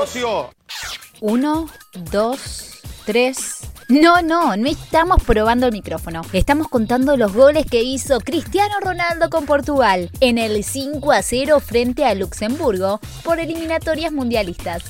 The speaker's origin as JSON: {"language": "Spanish", "town": "San Nicolás de los Arroyos", "region": "Buenos Aires Province", "country": "Argentina", "tie": "born or raised there", "said": "mi ciudad de origen. Ahí nací yo."}